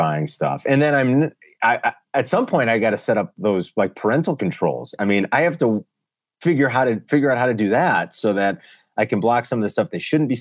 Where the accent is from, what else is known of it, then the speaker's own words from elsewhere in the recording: Chicago, Illinois, United States; I grew up here, born and raised in Chicago, never left